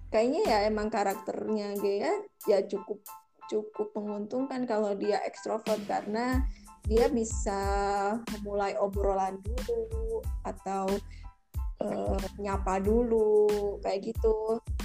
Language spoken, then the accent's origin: Indonesian; Malang, East Java, Indonesia; moved away as an adult; now in Jakarta, Indonesia; kita dari SM, SMK kan di Malang